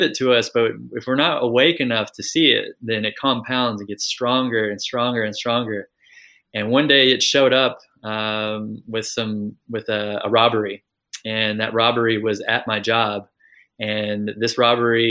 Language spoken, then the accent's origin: English; Kentucky, United States; also born or lived in California; I grew up in the United States, if you can't tell from the accent. So I grew up in Kentucky and also California.